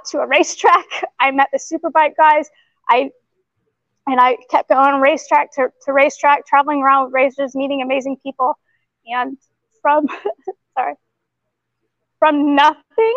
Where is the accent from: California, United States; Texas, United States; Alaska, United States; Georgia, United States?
Georgia, United States; Atlanta; moved away as an adult; now in New Zealand; I grew up in Atlanta